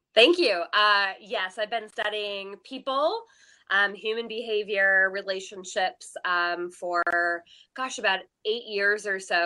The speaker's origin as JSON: {"language": "English", "town": "Seattle", "region": "Washington", "country": "United States", "tie": "born or raised there", "also_born_or_lived": "Texas", "moved": "yes", "lives_now": "Las Vegas, United States", "said": "I grew up in Seattle"}